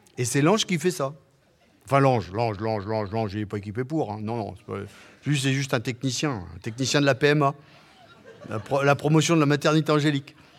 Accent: Vendée, Pays de la Loire, France; first language Patois; French is a second language; l'enfant de cette Vendée de paysans catholiques

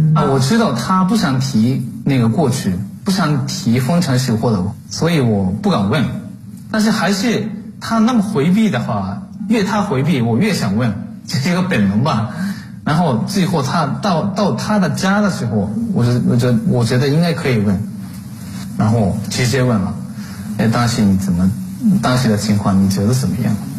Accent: Japan; moved away as an adult; now in Nanjing, China; 我也是作为一个日本人

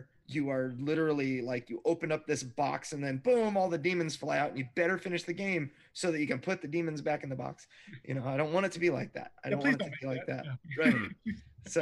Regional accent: Fallbrook, California, United States; my hometown, Fallbrook

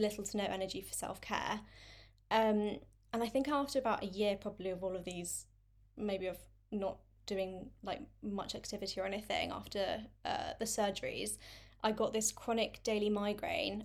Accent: London, United Kingdom; I'm twenty-six, um, and I'm from London.

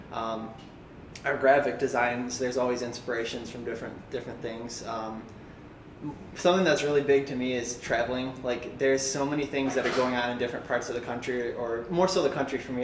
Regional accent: Livonia, Michigan, United States; I'm from here. I'm from Livonia

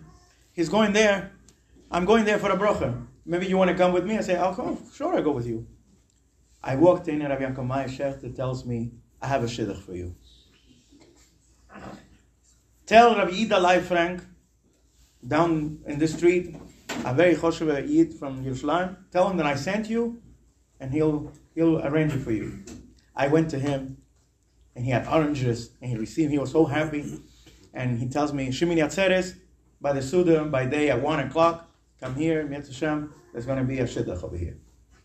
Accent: Brooklyn, New York, United States; And my Rebetzin came from Mexico to my Ashoda, and I came from Williamsburg, you know, could you imagine?

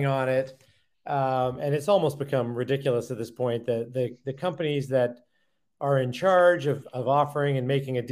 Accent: Calgary, Alberta, Canada; moved away; grew up in what is not a small town, a million people, but a town in Canada that most people don't think about, Calgary

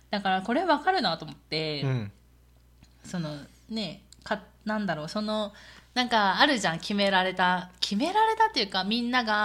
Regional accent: Miyazaki, Japan; moved away as an adult; now in South Korea; 自分の実家がある宮崎っていうところで住んでたら

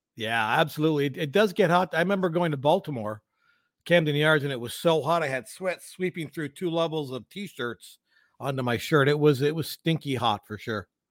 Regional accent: London, Ontario, Canada; I grew up in London, Ontario

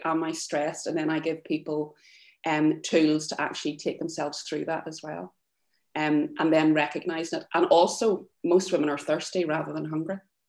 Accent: Ireland; We're from Ireland, it's there, like, that's the way that we're brought up.

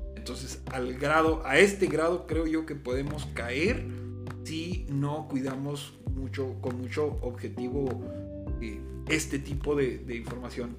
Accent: Ciudad Juárez, Chihuahua, Mexico; así como somos mexicanos, somos chihuahuenses

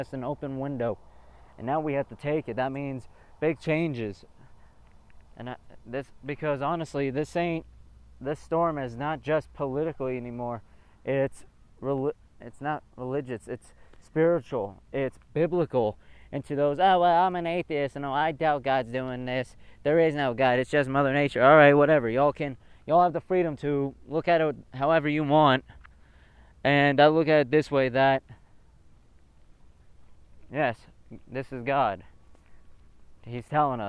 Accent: United States; I am an American

